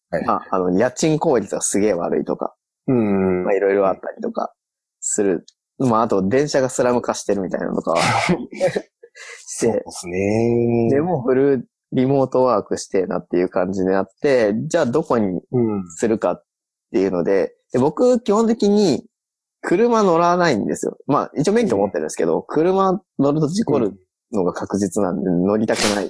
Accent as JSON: {"language": "Japanese", "region": "Osaka", "country": "Japan", "tie": "born or raised there", "moved": "yes", "said": "大阪は地元なんで、地元に帰る気がない"}